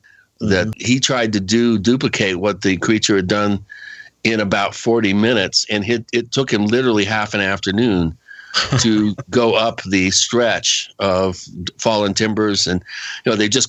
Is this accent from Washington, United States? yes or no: yes; Western Washington, United States; I grew up out there in Western Washington